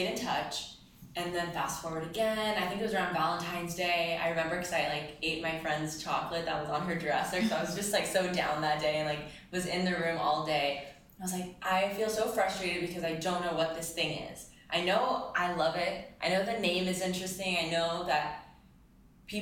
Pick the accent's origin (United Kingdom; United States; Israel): Israel; moved away; I'm from Israel